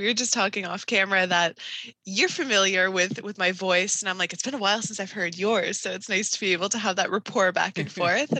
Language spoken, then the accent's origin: English; Toronto, Ontario, Canada; I mean, I'm a Toronto girl, born and raised.